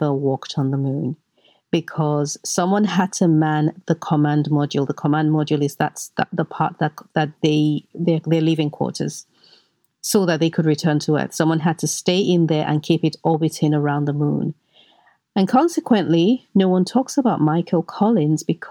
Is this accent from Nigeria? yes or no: yes; Nigeria; I grew up in Nigeria